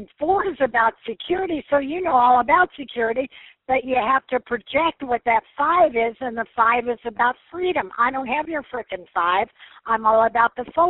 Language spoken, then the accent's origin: English; Evansville, Indiana, United States; moved away as an adult; I'm from Evansville, Indiana